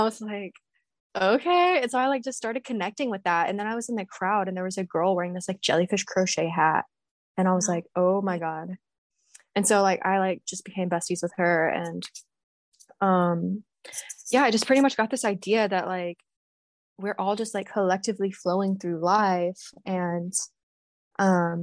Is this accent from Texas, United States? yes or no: yes; Texas, United States; I'm from Texas